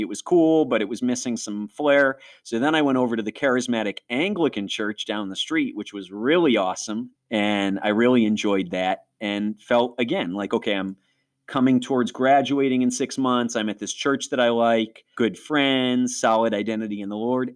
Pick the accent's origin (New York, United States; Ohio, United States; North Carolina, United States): New York, United States; Rochester; accent: Rochesterian; also born or lived in Niagara Falls, New York; We were way over by Niagara Falls, which is apple and snowstorm country